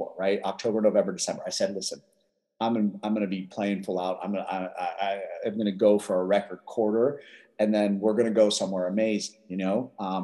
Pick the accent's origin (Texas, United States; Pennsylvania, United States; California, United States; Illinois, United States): Pennsylvania, United States; Philadelphia; I grew up in West Philadelphia